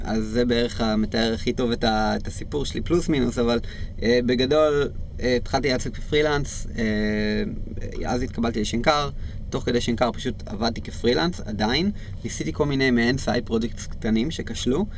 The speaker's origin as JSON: {"language": "Hebrew", "country": "Israel", "said": "בתור ישראלים אנחנו חיים בקלצ'ר הזה"}